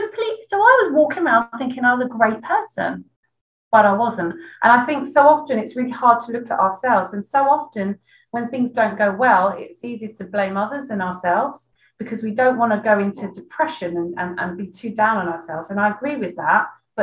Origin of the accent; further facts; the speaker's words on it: East of England, United Kingdom; Yeah, I am a bit of a swear. I come from